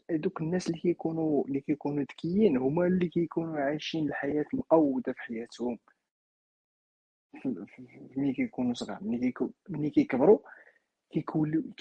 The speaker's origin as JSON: {"language": "Arabic", "town": "Mrirt", "region": "Béni Mellal-Khénifra", "country": "Morocco", "tie": "born or raised there", "said": "انا ولد اطلس ازيلال المتوسط انا ولد ولد مريرت"}